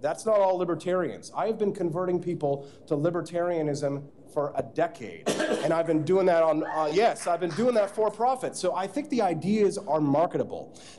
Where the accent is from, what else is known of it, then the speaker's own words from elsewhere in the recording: Peculiar, Missouri, United States; also born or lived in Independence, Missouri; I am from Missouri. I was born in Independence. I was raised on a horse farm in Peculiar, just a short drive from a town called Liberty.